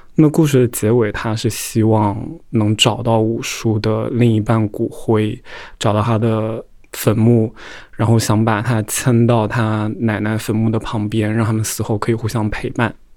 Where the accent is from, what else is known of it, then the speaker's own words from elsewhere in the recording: Hubei, China; moved away as an adult; now in Beijing, China; 我是湖北人